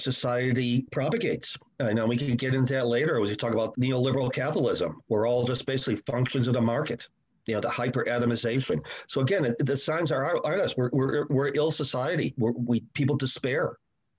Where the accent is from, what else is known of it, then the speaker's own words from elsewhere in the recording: Chicago, Illinois, United States; I grew up in Chicago in the 60s and 70s, very strong union towns with a strong Catholic base